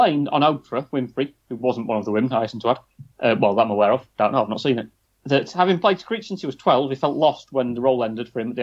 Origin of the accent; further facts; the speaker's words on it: United Kingdom; we are British, and yeah, we're very proud to be British